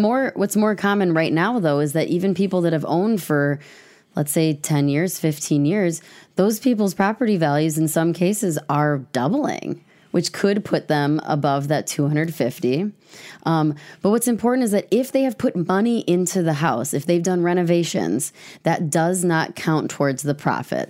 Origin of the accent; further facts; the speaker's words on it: Madison, Wisconsin, United States; also born or lived in Fitchburg, Wisconsin / Verona, Wisconsin; I grew up in Mad-, West Madison, Fitchburg, Verona.